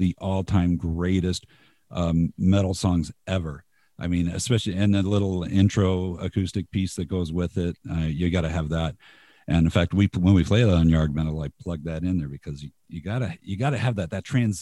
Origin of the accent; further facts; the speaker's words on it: Covina, California, United States; now in Utah, United States; I grew up in Los Angeles. I in the Los Angeles suburbs